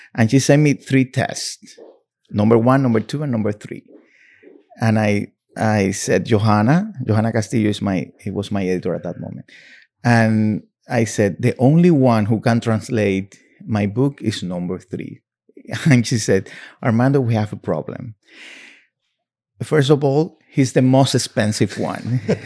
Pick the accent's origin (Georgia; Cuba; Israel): Cuba; English is a second language; moved away as an adult; also born or lived in Miami; now in New York, United States; when I came from Cuba